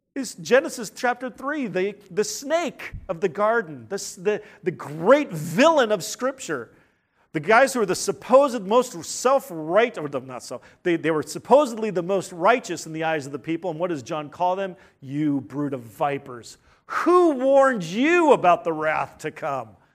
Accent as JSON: {"language": "English", "country": "United States", "said": "We're independent Americans"}